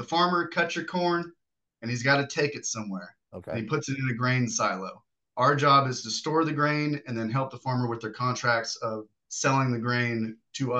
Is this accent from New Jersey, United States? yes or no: no; Spring, Texas, United States; born or raised there; also born or lived in Kansas